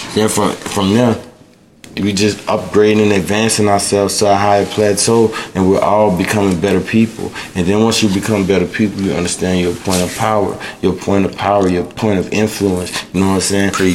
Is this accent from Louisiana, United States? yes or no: yes; New Orleans, Louisiana, United States; I'm from New Orleans, and I was raised in a household